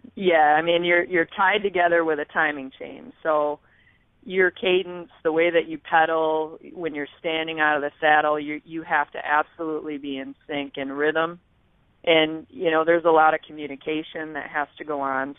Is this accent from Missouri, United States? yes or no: no; West Michigan, United States; I grew up in West Michigan